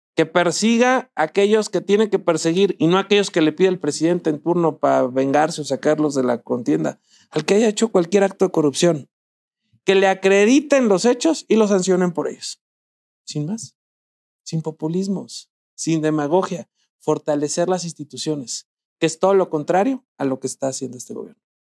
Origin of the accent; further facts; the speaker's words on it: Zamora, Michoacán, Mexico; en Zamora, mi tierra natal